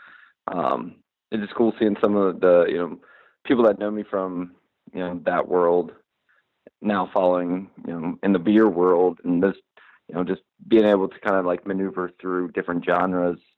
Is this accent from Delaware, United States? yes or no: yes; Wilmington, Delaware, United States; I grew up in Wilmington, Delaware